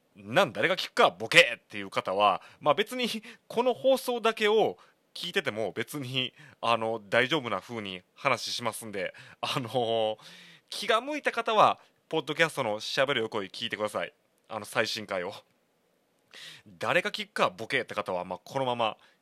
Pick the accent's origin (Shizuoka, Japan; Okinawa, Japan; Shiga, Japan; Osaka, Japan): Shiga, Japan; 滋賀出身